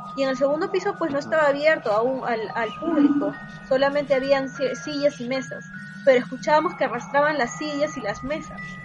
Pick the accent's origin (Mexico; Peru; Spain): Peru; Trujillo, La Libertad; mi tierra, de Trujillo.